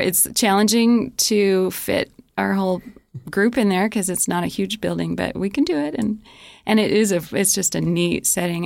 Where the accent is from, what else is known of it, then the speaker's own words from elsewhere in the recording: New Mexico, United States; now in Rexburg, United States; I grew up in New Mexico